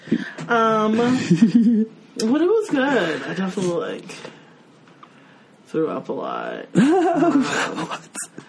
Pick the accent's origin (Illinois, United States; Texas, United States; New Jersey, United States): Texas, United States; Dallas; moved away; I grew up in Dallas.